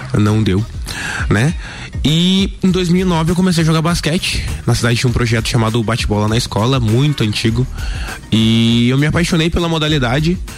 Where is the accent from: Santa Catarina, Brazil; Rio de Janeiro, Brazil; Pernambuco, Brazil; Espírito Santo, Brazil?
Santa Catarina, Brazil; Lages; Eu nasci aqui em Lages mesmo